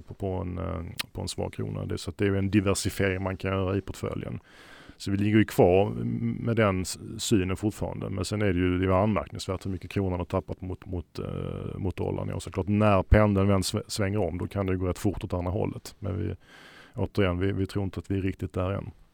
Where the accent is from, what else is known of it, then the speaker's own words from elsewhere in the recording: Sweden; som svensk